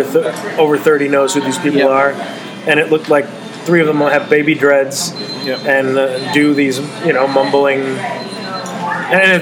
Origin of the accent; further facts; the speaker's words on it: Chicago, Illinois, United States; I'm from Chicago